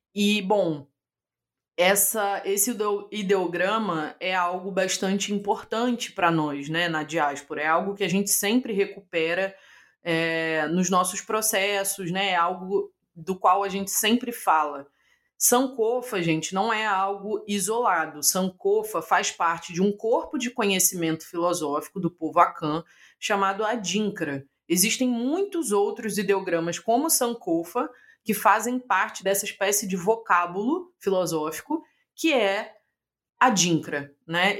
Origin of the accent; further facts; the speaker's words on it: Brazil; accent: abrasileirado (Brazilian); eu vou ler com meu sotaque aqui maravilhoso abrasileirado